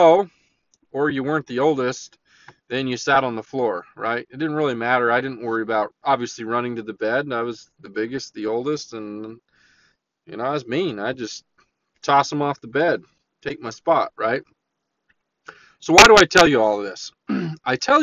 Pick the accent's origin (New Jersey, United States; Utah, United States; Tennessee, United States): Utah, United States; La Verkin; I grew up in Leverkin